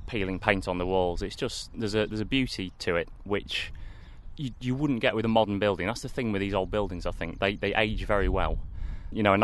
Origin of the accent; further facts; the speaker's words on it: Lincoln, East Midlands, United Kingdom; when I was growing up in Lincoln